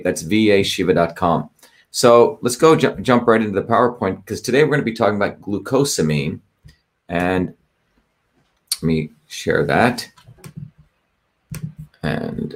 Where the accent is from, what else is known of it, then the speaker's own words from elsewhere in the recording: New Jersey, United States; New Jersey, my hometown